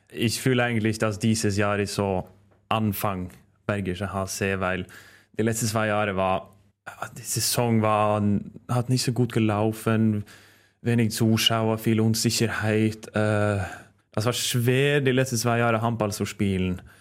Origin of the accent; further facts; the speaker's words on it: Norway; German is a second language; now in Germany; weil das war die erste Club, wo ich habe gewechselt, weg von meiner Heimat. Äh, also ich habe vorher in Kolstad gespielt und Trondheim.